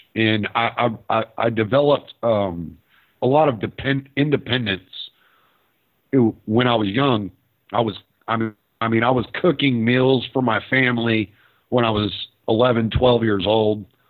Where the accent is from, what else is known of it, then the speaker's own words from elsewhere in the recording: Houston, Texas, United States; also born or lived in Lake Charles, Louisiana / Dallas, Texas; now in Orange, United States; I spent most of my life in Houston, but I lived in Dallas for a while, and I was born actually in Louisiana.